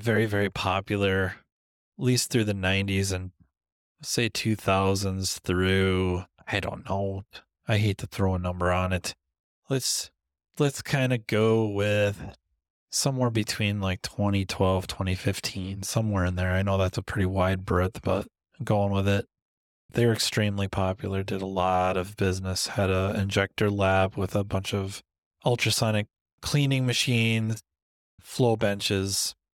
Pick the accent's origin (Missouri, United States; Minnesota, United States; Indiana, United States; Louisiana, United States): Minnesota, United States; I'm from Minnesota